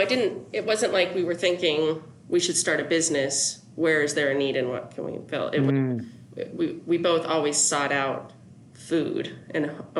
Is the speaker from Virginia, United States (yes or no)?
no; Colorado Springs, Colorado, United States; also born or lived in New York City; Yeah, I'm a native. So grew up here, have lived up and down the Front Range, did a short time in New York City after college, and then have been back in the Springs for about 7 or 8 years.